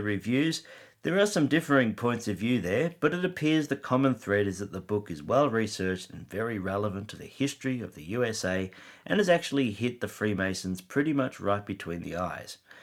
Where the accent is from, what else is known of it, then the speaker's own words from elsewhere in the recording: Australia; I am an Aussie